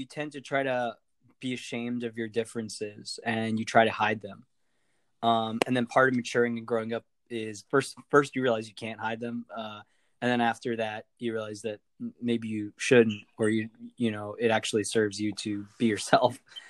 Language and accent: English; Montana, United States; My dad was a hippie and became a mountain man, lived in the middle of nowhere, Montana, out there in the wilderness